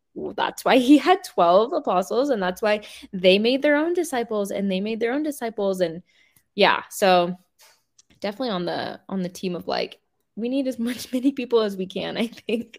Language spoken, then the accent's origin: English; Seattle, Washington, United States; I grew up in the Seattle area